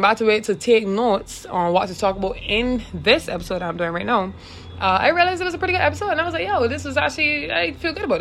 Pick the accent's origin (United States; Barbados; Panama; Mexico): Barbados; I am Barbadian. And if at any point in time I stray that I realize I'm probably too thick with my accent